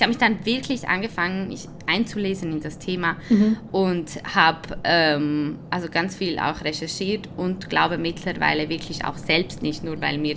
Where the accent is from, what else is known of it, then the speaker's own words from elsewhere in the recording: Switzerland; ich bin zwar Spanierin und Italienerin, aber ich bin in der Schweiz geboren